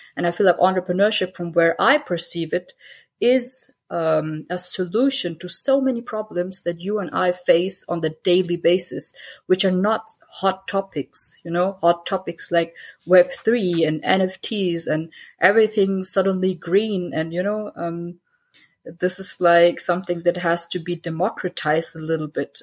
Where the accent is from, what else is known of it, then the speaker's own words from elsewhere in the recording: Germany; I have Pakistani roots. I grew up in Germany